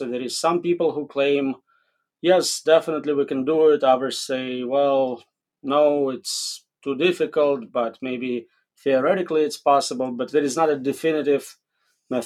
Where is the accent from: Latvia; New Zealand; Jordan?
Latvia; Riga; now in United States; So I was born in Riga, Latvia, which is now a separate country, I guess. I came here in 1994